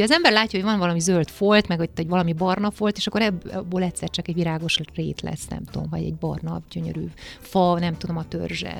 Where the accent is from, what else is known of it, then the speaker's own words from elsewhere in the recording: Székely Land, Romania; moved away as an adult; now in Budapest, Hungary; azt a székelyföldet, amiben én felnőttem